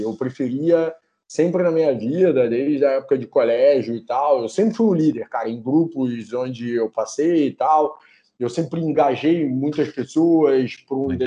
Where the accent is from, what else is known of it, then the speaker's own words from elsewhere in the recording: Petrópolis, Rio de Janeiro, Brazil; Petrópolis, que é da onde eu sou, é da onde eu nasci, né? É aonde eu nasci